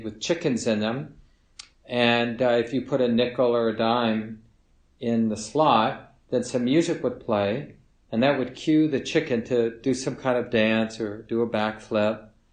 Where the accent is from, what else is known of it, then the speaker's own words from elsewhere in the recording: Minneapolis, Minnesota, United States; I grew up in Minneapolis